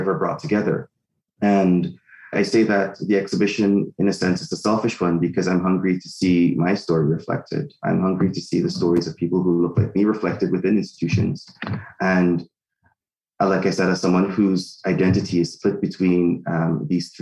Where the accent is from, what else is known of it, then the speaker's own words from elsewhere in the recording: Guyana; now in Canada; I'm from Guyana in South America. I've lived in Canada for half of my life.